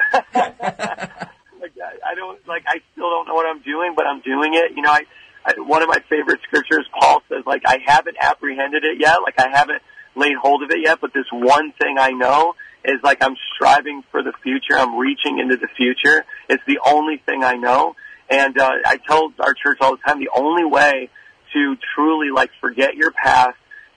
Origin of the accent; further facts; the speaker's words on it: Indiana, United States; now in New York City, United States; I'm from Indiana, which is in the Midwest